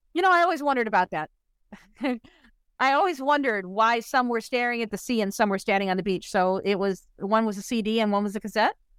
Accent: Chicago suburbs, Illinois, United States; a little white girl growing up in the Chicago suburbs going to a Catholic school

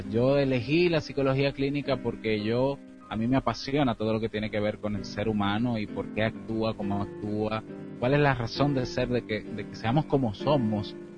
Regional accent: Dominican Republic; soy de la República Dominicana

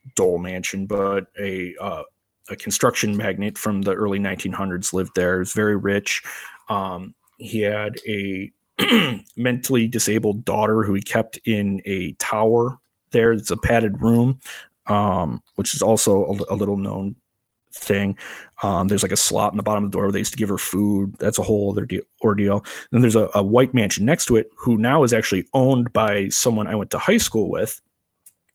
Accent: Crystal Lake, Illinois, United States; I grew up in Crystal Lake, Illinois

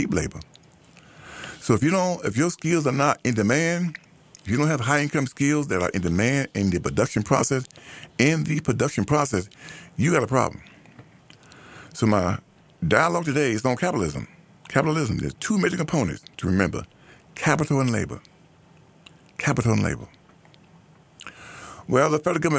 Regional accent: United States; the group that I'm a part of, ADOS, American Born Blacks

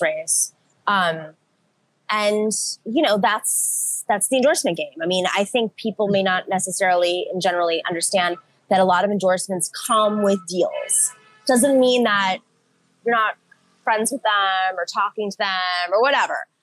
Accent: Buffalo, New York, United States; I grew up in Buffalo, New York

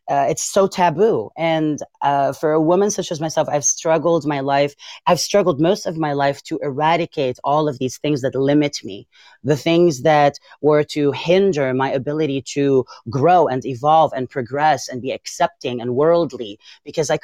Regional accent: Beirut, Beirut Governorate, Lebanon; English is a second language; moved away as an adult; now in United States; born and raised in Beirut. Raised in Beirut.

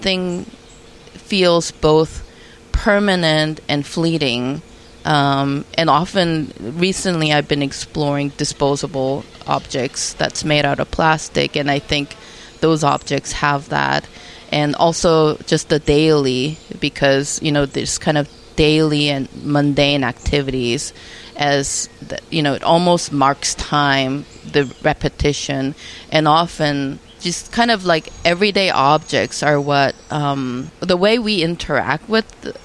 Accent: South Korea; moved away; I was born in Korea, but then when I go back to Korea, I again become a foreigner because I live

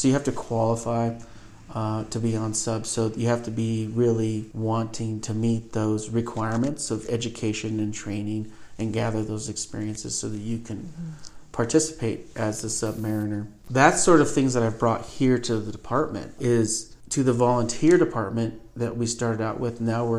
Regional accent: McCall, Idaho, United States; Yeah, that's actually a pretty cool part of my life growing up in McCall was pretty much all of the major players in the Cattlemen's Association I ended up working for starting in junior high all the way through my high school years.

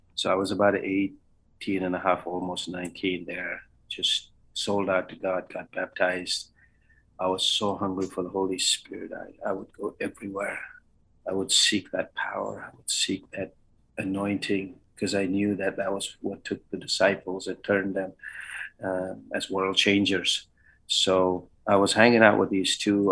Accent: Bangalore, Karnataka, India; also born or lived in Canada / Louisiana / Iowa; now in Springfield, Kentucky, United States; I grew up in the great uh, metropolitan city of Bangalore or Bengaluru

